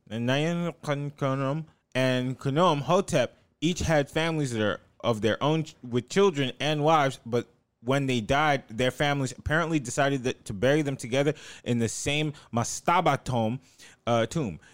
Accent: the South, United States; I'm from the South.

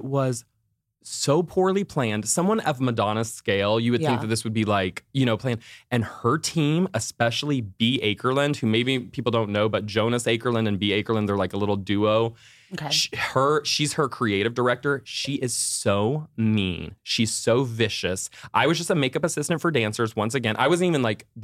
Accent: Orlando, Florida, United States; I'm from Orlando

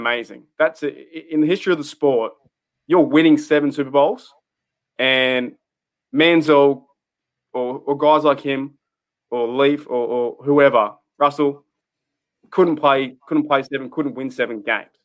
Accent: Australia; I'm from Australia

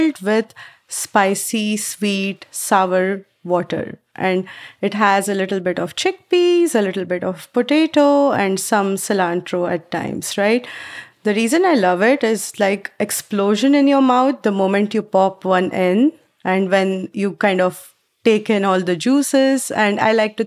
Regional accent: Mumbai, Maharashtra, India; moved away as an adult; now in United States; I grew up back in Mumbai in India

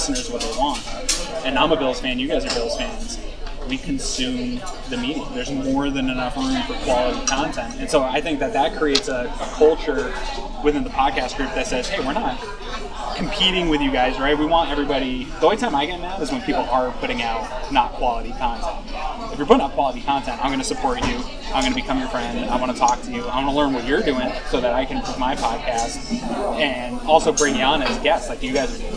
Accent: Patriots country, New England, United States; moved away; growing up in Patriots country

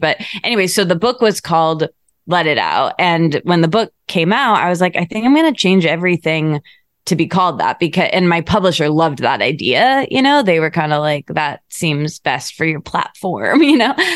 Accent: Michigan, United States; moved away as an adult; also born or lived in Detroit / New York / Australia; now in Los Angeles, United States; I grew up in Michigan

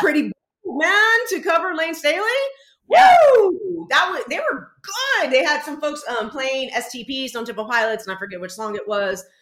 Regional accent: San Antonio, Texas, United States; now in New York, United States; I grew up in San Antonio, legit, but I went to like high school on farmland, legit.

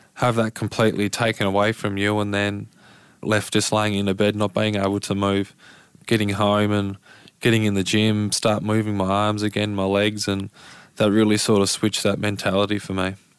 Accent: Lauderdale, Tasmania, Australia; down in Lauderdale. So I've been a Lauderdale boy through and through

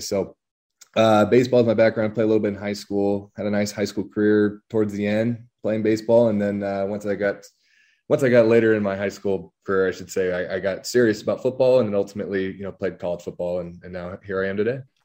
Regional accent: La Habra, California, United States; moved away; I'm from La Habra, California, uh, down in Southern California

